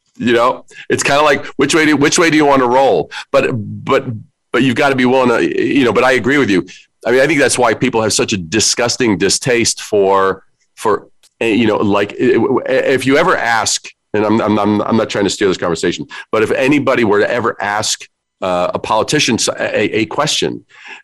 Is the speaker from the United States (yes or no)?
yes; New York City, New York, United States; I am from New York. I'm a Brooklyn kid